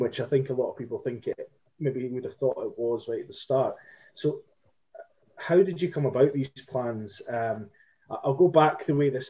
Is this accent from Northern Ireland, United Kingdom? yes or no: no; Perth, Scotland, United Kingdom; also born or lived in Edinburgh; when I was wee, I grew up in Perth